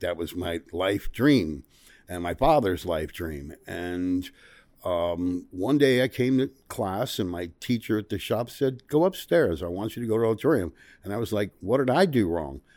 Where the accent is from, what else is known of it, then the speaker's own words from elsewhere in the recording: Memphis, Tennessee, United States; We're in my hometown here now of Memphis